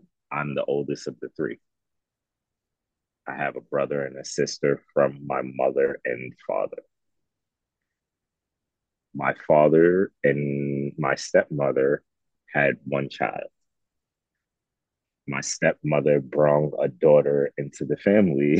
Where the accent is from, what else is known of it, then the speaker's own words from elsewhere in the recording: New York City, New York, United States; moved away; as a child, until about 5, 6 years old, I was in Coney Island in Brooklyn, New York